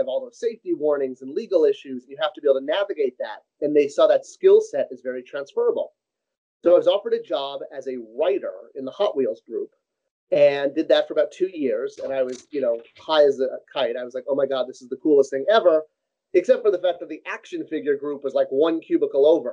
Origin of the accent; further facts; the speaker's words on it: Southern California, United States; growing up in Southern California, Mattel used to have their headquarters right off of the main freeway